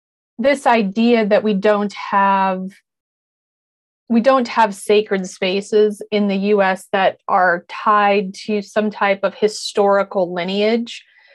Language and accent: English; Wyoming, United States; national parks like Yellowstone National Park, where I grew up in Wyoming.